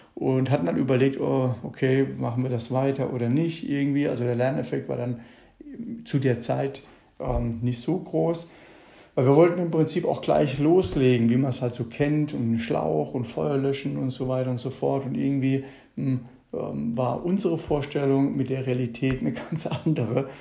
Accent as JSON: {"language": "German", "town": "Mannheim", "region": "Baden-Württemberg", "country": "Germany", "tie": "born or raised there", "also_born_or_lived": "Ilvesheim", "said": "Ich komme aus meiner Heimatstadt Mannheim. Hier bin ich geboren, bin in Ilvesheim. Das ist eine Nachbargemeinde aus dem Rhein-Neckar-Kreis bin ich aufgewachsen."}